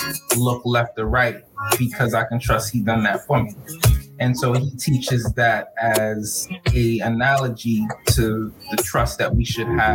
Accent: New York City, New York, United States; also born or lived in Brooklyn, New York / Florida; we grew up in Rosedale again. I was born in Crown Heights. Yep. And you know, I grew up in Rosedale, Queens. And it's the corner of New York City.

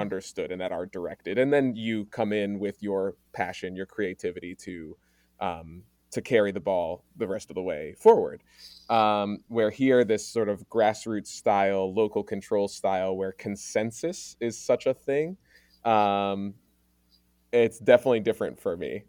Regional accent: Maryland, United States; moved away as an adult; now in Oregon, United States; I grew up in Maryland, primarily with my mom's white family

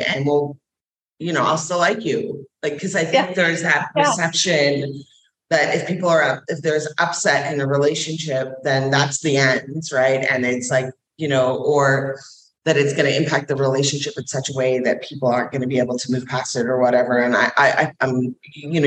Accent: Scotland, United Kingdom; I'm a Scottish warrior princess.

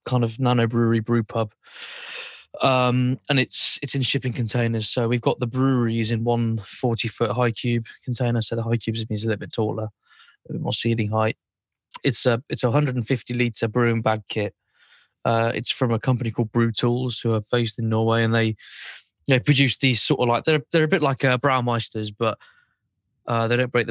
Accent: Burton-on-Trent, West Midlands, United Kingdom; moved away as an adult; now in Cornwall, United Kingdom; I'm originally from Burton-on-Trent. I grew up in Burton-on-Trent.

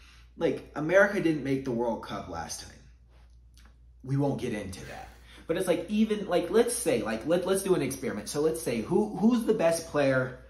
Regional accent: United States; I identify 100% as an American

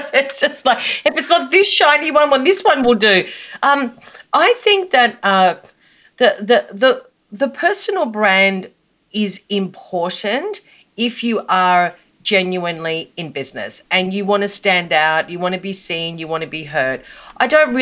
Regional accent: Australia; also born or lived in Melbourne, Australia; you can tell from my accent that I'm from Australia, and I live in Melbourne, Australia.

